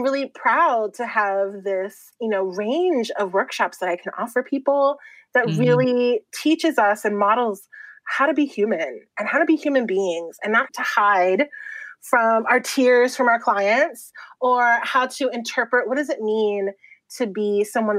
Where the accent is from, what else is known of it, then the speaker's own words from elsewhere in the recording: Puerto Rico; now in California, United States; I'm displaced from Puerto Rico